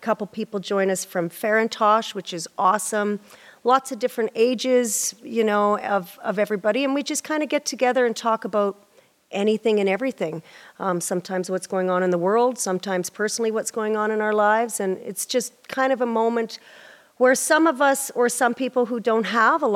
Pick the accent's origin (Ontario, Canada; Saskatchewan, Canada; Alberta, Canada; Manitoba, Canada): Saskatchewan, Canada; Prince Albert; I'm from Prince Albert, Saskatchewan. Yeah. And we were raised in a Pentecostal environment, church